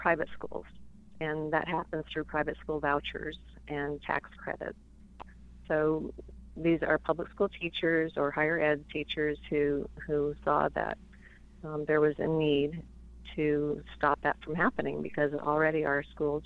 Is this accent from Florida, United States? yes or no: no; Tucson, Arizona, United States; also born or lived in Albuquerque, New Mexico; I was born in Albuquerque, and we moved to Tucson when I was five, grew up in Arizona